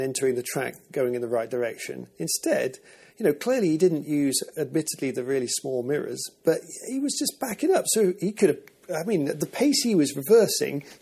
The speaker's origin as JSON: {"language": "English", "country": "United Kingdom", "said": "We Brits"}